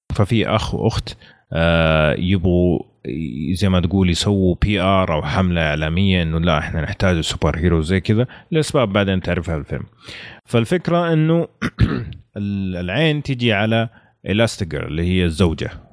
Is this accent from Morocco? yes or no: no; Saudi Arabia; وموجود عندنا في السعوديه